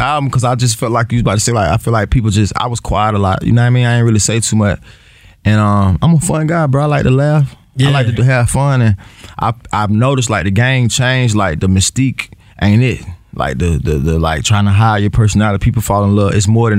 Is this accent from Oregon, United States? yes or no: no; north side of Atlanta, Georgia, United States; I still rep Atlanta, but. I'm from the North.